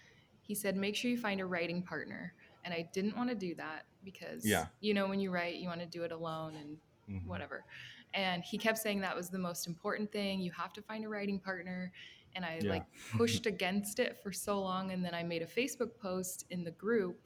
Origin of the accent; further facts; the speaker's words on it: Fargo, North Dakota, United States; I was born in Fargo, North Dakota